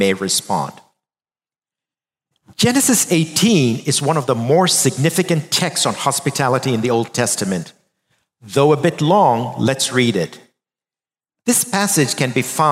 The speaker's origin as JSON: {"language": "English", "country": "India", "tie": "born or raised there", "moved": "yes", "said": "growing up in India as boys, we were three of us brothers"}